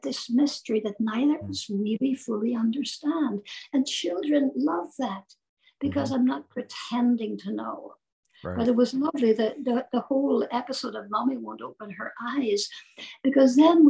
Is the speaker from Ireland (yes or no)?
yes; Ireland; I'm Irish